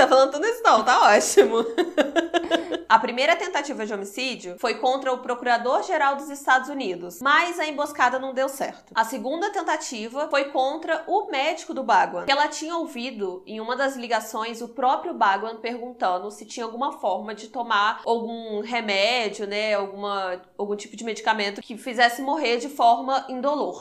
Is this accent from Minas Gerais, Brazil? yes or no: yes; Juiz de Fora, Minas Gerais, Brazil; somos de Juiz de Fora